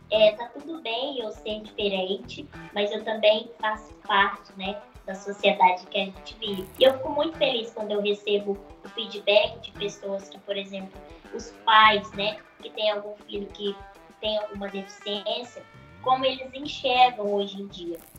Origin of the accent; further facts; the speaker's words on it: Minas Gerais, Brazil; Estou em Minas, sou mineira